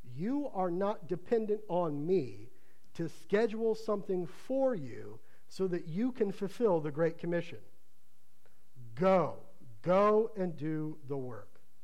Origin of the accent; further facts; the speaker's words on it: Ohio, United States; moved away; where I grew up in Ohio